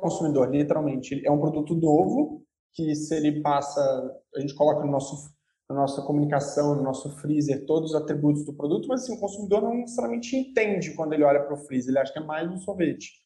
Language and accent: Portuguese; interior of Rio de Janeiro state, Brazil; Sou carioca do interior do Rio